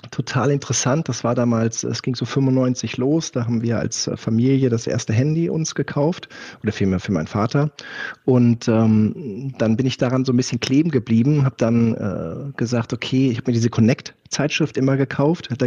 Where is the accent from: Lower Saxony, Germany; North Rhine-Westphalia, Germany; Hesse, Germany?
Lower Saxony, Germany; Göttingen; Göttingen ist ja mein Geburtsort, wo ich äh, bis zu meinem 20. Lebensjahr gewohnt habe.